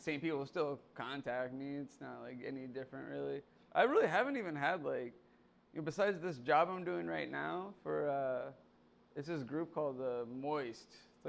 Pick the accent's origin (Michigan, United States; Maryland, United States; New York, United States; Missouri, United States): Missouri, United States; Kansas City; moved away as an adult; also born or lived in St. Petersburg, Florida; now in Tampa, United States; I'm originally from, I was, grew up in Kansas City.